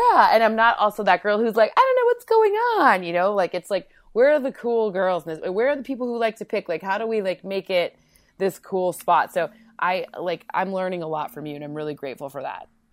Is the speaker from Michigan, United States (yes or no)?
yes; Michigan, United States; moved away; also born or lived in Connecticut / New York; we're both from Michigan